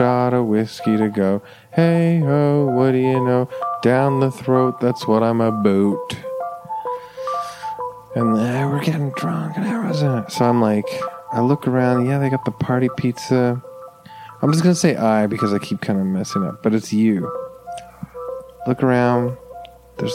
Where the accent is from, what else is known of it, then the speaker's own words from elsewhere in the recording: Canada; I'm Canadian, so we say grade four